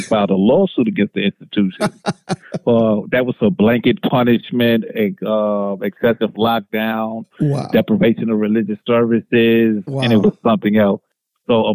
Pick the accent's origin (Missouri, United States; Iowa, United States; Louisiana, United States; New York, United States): New York, United States; New York City; moved away as an adult; now in Tennessee, United States; I'm actually from New York City. And I moved to Tennessee, let's say roughly 20 to 21 years ago